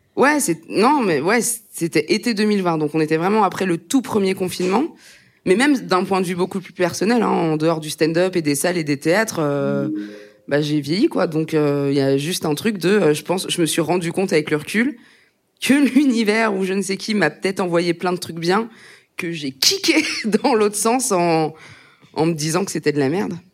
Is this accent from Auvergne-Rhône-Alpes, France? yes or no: no; Aube, Grand Est, France; moved away; quand j'étais au collège, dans l'Aube, euh, là où j'ai grandi